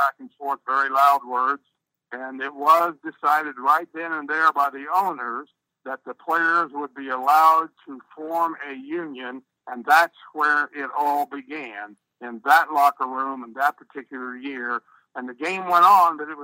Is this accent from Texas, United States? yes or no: no; Middletown, Ohio, United States; I'm sitting in my hometown of Middletown, Ohio right now